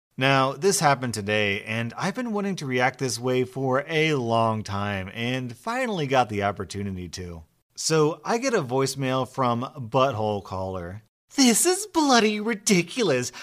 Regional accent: United States; I'm an American. I've lived in America all my life

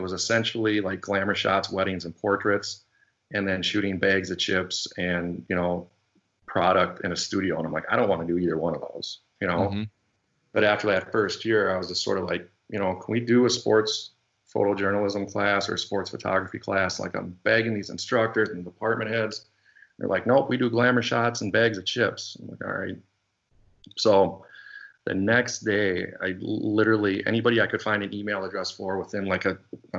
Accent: St. Paul, Minnesota, United States; also born or lived in Southern California; Grew up, born in St. Paul, Minnesota, it's the capital here. And then in fourth grade, I moved to Southern

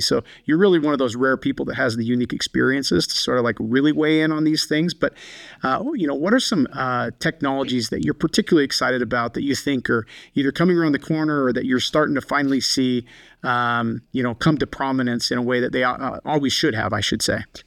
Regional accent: Colstrip, Montana, United States; now in Salt Lake City, United States; the community I grew up in, Colstrip, Montana

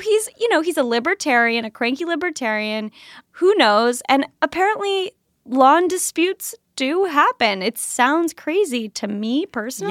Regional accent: Kentucky, United States; moved away; it's my home state

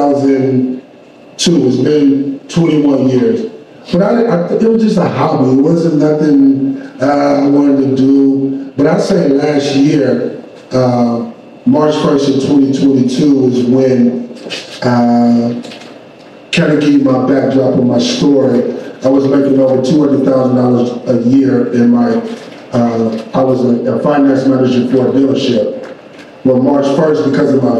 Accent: Flint, Michigan, United States; growing up in Flint, Michigan

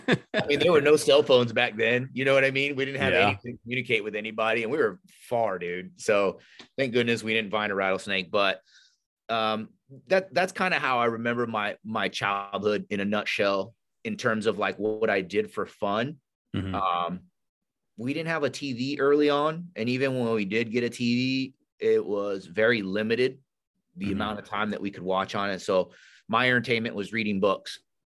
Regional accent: California, United States; So we went, we grew up in Northern California. And if you're familiar with Northern California, it's beautiful, like lakes, rivers, mountains out there.

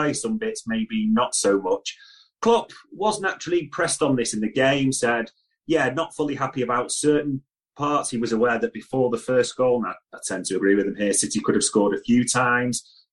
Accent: England, United Kingdom; as an Englishman

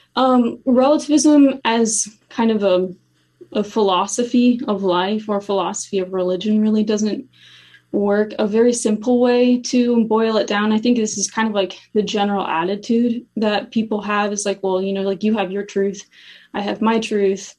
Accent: Cincinnati, Ohio, United States; also born or lived in Steubenville, Ohio; I grew up in Cincinnati and then I went to Steubenville for college

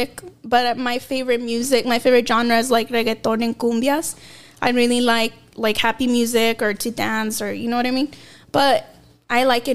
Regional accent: Tucson, Arizona, United States; I was born here in Tucson. I'm Mexican-American

